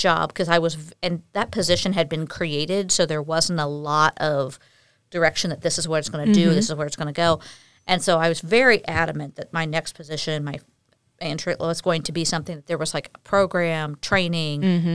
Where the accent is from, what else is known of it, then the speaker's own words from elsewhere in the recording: Memphis, Missouri, United States; also born or lived in St. Louis, Missouri / Iowa; My parents were in Memphis, Missouri, which is my hometown